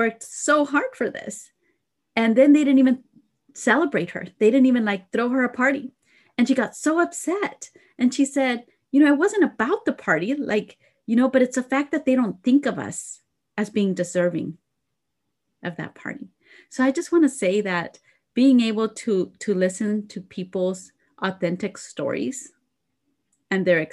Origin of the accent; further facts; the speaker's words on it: Idaho, United States; being from Idaho, right? I'm from Idaho